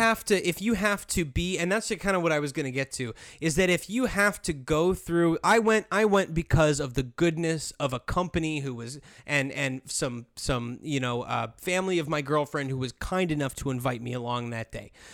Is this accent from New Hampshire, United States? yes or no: yes; New Hampshire, United States; moved away; also born or lived in Jacksonville, Florida; I grew up in New Hampshire